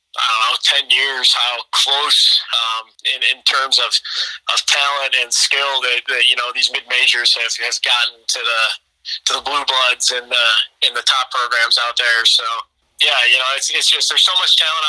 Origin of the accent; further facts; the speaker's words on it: Midwest, United States; we're from the Midwest